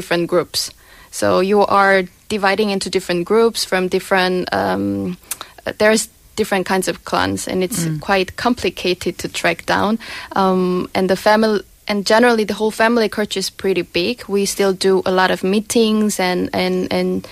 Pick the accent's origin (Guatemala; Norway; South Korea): South Korea; Busan; I'm from Busan